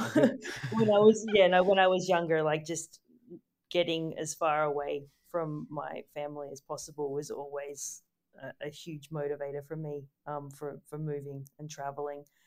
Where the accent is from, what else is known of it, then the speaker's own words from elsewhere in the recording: Gold Coast, Queensland, Australia; moved away as an adult; I grew up on the Gold Coast